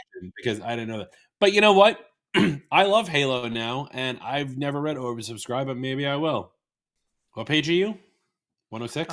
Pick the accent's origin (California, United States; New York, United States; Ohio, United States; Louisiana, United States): New York, United States; I'm from New York